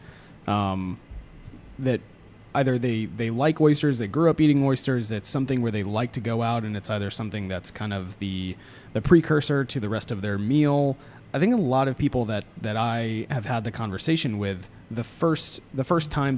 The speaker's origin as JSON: {"language": "English", "region": "Florida", "country": "United States", "tie": "born or raised there", "also_born_or_lived": "Boston", "moved": "yes", "lives_now": "Atlanta, United States", "said": "I grew up eating oysters in Florida"}